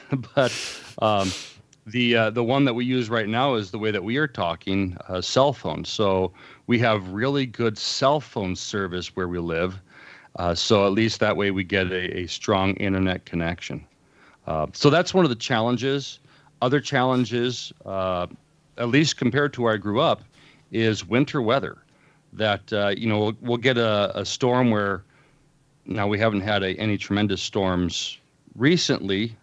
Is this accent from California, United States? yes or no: yes; Los Angeles, California, United States; moved away as an adult; also born or lived in Fort Wayne, Indiana / Illinois; now in Willow Creek, United States; I spent the first twenty-three years of my life in Southern California. Um, I, I, uh, occasionally refer to it as Commie-fornia. uh, growing up in the Los Angeles area